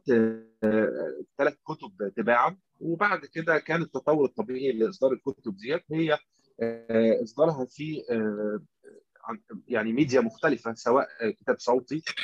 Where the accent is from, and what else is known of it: Egypt